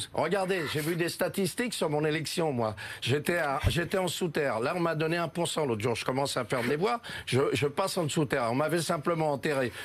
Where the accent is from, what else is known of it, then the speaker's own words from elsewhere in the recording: Paris, Île-de-France, France; je suis né à Paris, je suis. Euh, j'ai passé une vie complète à Paris